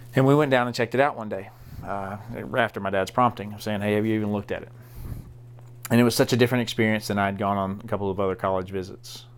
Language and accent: English; DeWitt, Arkansas, United States; I grew up in Southeast Arkansas.